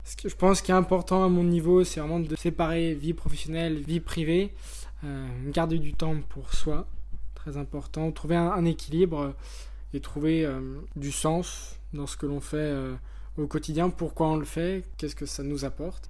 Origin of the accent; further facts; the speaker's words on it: Lyon, Auvergne-Rhône-Alpes, France; je suis originaire de Lyon j'ai 24 ans